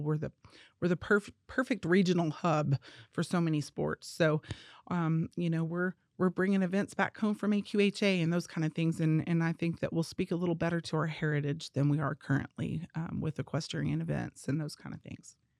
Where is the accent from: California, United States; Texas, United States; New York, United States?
Texas, United States; Amarillo; also born or lived in New Mexico; growing up in Amarillo and having family with big acreage